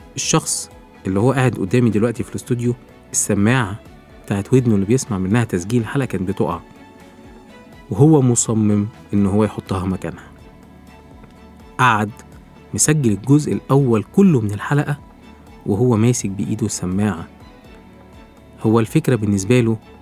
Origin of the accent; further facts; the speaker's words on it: Egypt; نفخر إن إحنا كمصريين